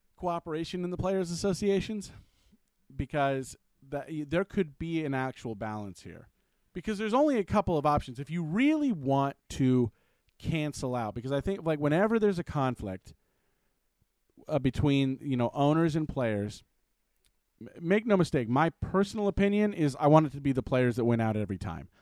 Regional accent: California, United States; moved away; I'm originally from California

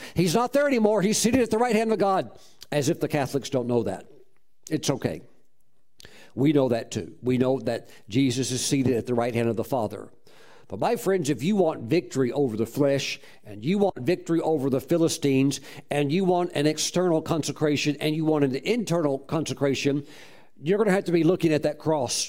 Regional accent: the South, United States; also born or lived in Oak Ridge, Tennessee / Mooresville, North Carolina; now in Moravian Falls, United States; I was born in Oak Ridge, Tennessee, grew up in the South

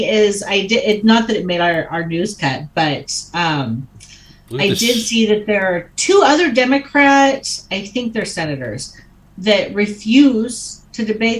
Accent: Oregon, United States; now in Montana, United States; I'm from Oregon.

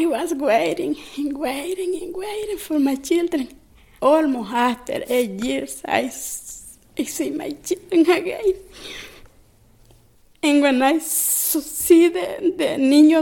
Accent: El Salvador; English is a second language; moved away as an adult; I came from El Salvador 27 years ago. It was hard for me because I don't understand English

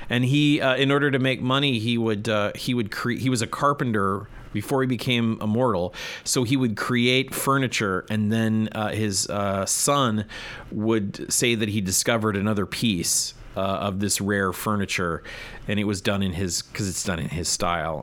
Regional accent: United States; I'm an American man

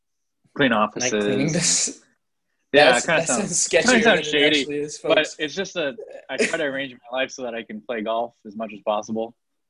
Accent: Maine, United States; because we are from Maine.

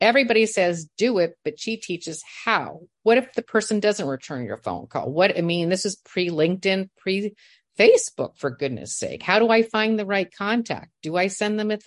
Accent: Indiana, United States; moved away; I'm from Indiana

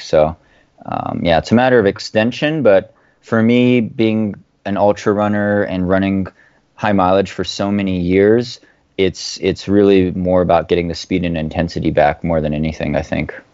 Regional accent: Oregon, United States; moved away as an adult; I grew up on the West Coast in the U S in, in the state of Oregon

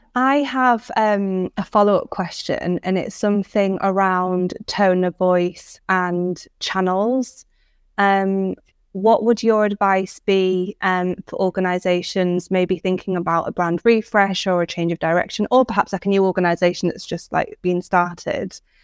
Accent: Cumbria, North West England, United Kingdom; also born or lived in Manchester; I'm an, a northern lass from, I'm from Cumbria. I spent many years in Manchester

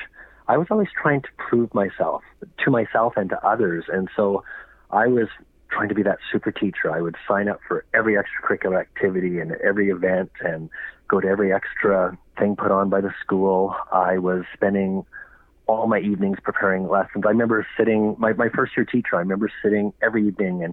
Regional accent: Alberta, Canada; Growing up in Alberta

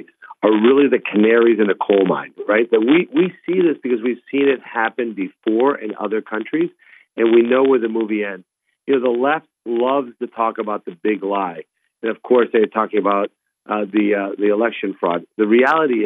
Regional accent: Colombia; first language Spanish; English is a second language; now in Ohio, United States; I was born in Columbia, South America, as you know. I moved to the U.S. legally. And became a U.S. citizen, learned English

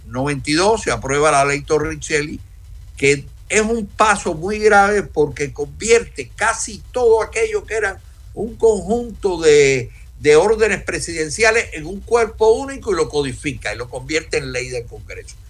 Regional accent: Cuba; soy cubano

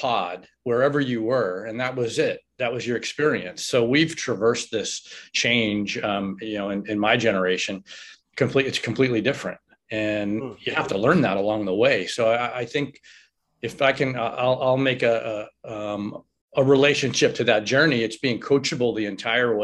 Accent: New York City, New York, United States; moved away; also born or lived in Florida; I grew up in New York, in Astoria, New York

